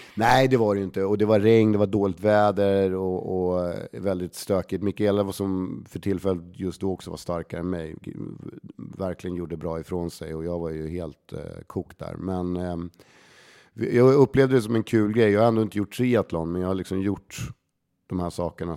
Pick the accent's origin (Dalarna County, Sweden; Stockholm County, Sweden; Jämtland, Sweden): Stockholm County, Sweden; Stockholm; Lisas Café på Södermalm, där jag är liksom uppväxt